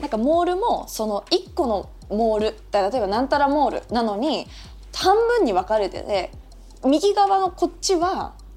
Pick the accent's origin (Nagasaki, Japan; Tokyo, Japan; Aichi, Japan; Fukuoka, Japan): Tokyo, Japan; 私東京で育っちゃったもんで